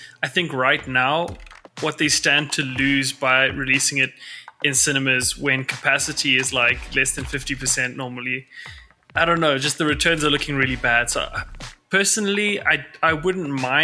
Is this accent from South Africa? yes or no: yes; South Africa; as a South African